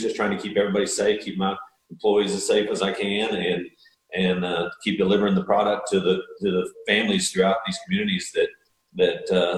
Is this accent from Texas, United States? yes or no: yes; Texas, United States; I grew up in Texas